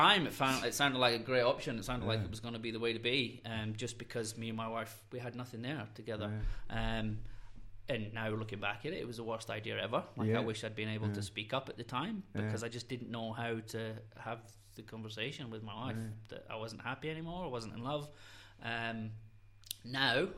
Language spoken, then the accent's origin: English; Scotland, United Kingdom; moved away; we're both from Scotland, so we didn't have any grandparents